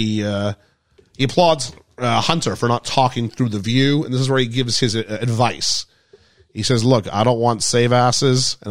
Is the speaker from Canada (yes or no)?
yes; Canada; we're Canadian.